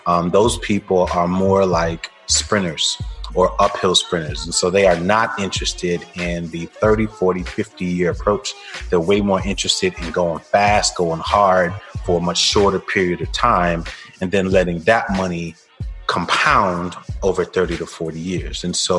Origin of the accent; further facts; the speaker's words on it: Brooklyn, New York, United States; now in Atlanta, United States; I'm originally from Brooklyn, New York. By way of Jamaica. Both of my parents, my entire family is from Jamaica.